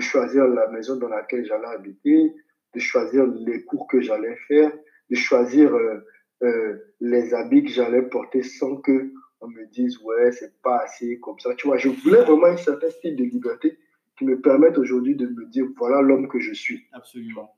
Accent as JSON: {"language": "French", "region": "Abidjan", "country": "Côte d’Ivoire", "tie": "born or raised there", "moved": "as an adult", "lives_now": "Senegal", "said": "je suis né au CHU de Cocody, comme je disais tout à l'heure, à Abidjan. Et ensuite, j'ai vécu dans un petit appartement avec mon père, ma mère et mes frères à la Cité des hmm. Arts."}